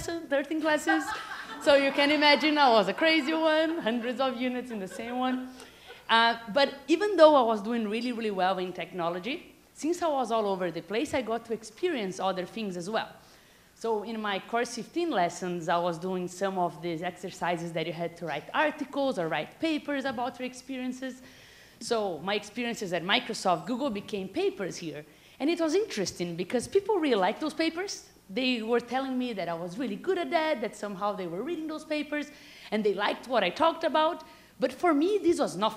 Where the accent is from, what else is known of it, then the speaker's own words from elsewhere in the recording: Brazil; moved away as an adult; also born or lived in Silicon Valley; I'm from Brazil